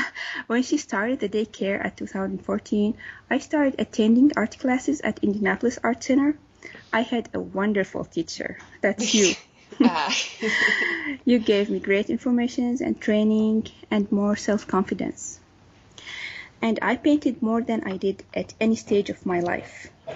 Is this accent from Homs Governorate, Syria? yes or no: yes; Homs, Homs Governorate, Syria; moved away; My mother used to get me drawing pads from a store close to our home in Homs. We are originally from Homs in Syria.